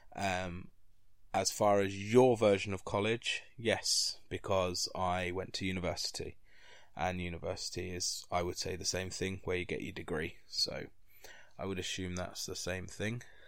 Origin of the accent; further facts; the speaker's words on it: London, United Kingdom; moved away as an adult; now in Grimsby, United Kingdom; I'm from London